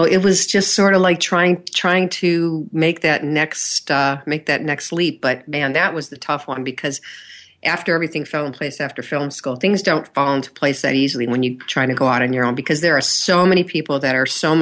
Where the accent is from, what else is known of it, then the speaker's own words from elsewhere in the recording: Michigan, United States; moved away; I'm from Michigan originally, and Michigan at the time when I was little wasn't a big hub for production